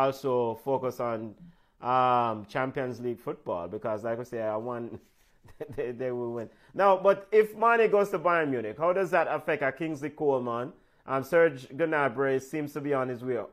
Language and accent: English; Jamaica; we are Jamaican.